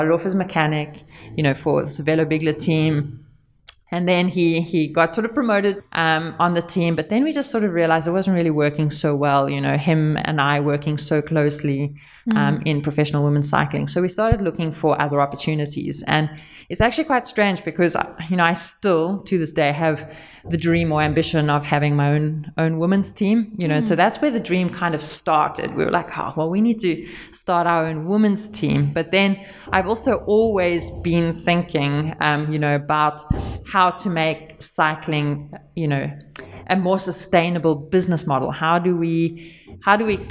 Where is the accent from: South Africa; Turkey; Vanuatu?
South Africa; now in Banyoles, Spain; I actually come from growing up in South Africa on a big family farm as well.